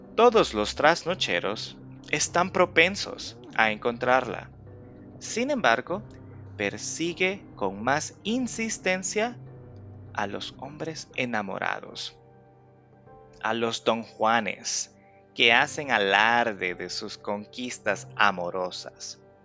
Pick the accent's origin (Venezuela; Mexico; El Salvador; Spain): El Salvador